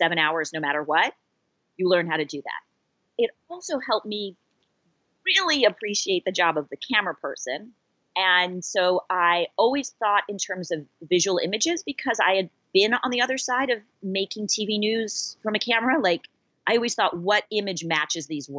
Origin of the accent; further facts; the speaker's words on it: Los Angeles, California, United States; moved away as an adult; also born or lived in Orlando, Florida; I'm from Los Angeles, California, and my first job was across the country in Orlando, Florida